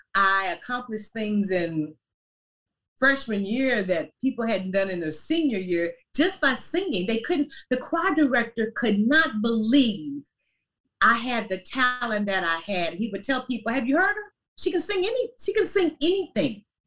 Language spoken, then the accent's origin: English; Louisiana, United States; moved away; also born or lived in Paducah, Kentucky; We lived in Louisiana. That's where I basically grew up